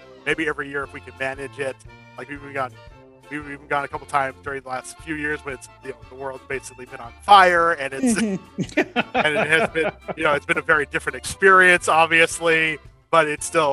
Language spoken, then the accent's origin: English; California, United States; I grew up in California